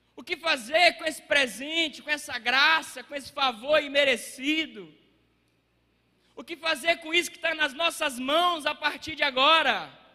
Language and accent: Portuguese; Água Formosa, Brazil; lá na minha cidade, lá em Água Formosa